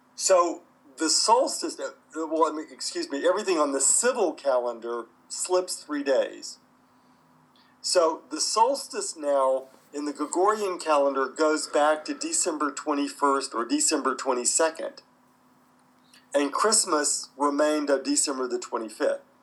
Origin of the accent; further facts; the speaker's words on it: United States; where I grew up in the United States